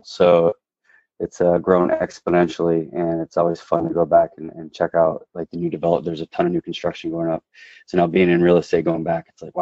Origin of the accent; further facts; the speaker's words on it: Michigan, United States; the favorite part has got to be summers. Uh, Michigan summers are amazing. We used to always go up north.